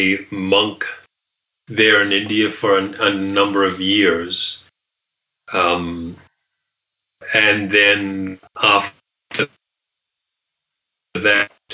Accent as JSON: {"language": "English", "country": "New Zealand", "tie": "born or raised there", "said": "I grew up in New Zealand"}